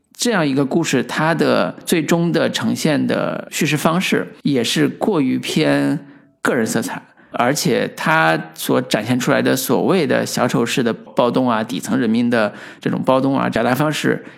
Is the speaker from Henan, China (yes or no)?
yes; Henan, China; 而是一个发自我们河南幽默